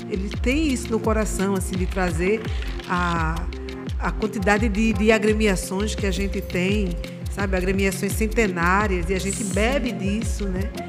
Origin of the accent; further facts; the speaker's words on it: Recife, Pernambuco, Brazil; E hoje falar que eu sou de Jardim São Paulo traz muita Nossa. força para um bairro que agora está tentando voltar